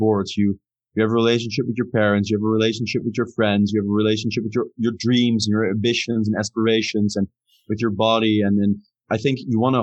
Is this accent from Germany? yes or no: no; Amsterdam, North Holland, Netherlands; I'm from Amsterdam